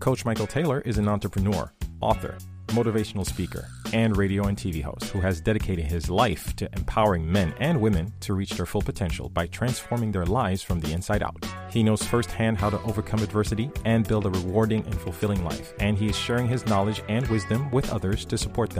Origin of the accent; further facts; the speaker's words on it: Haiti; I come from Haiti. I come from a very traditionally macho society and culture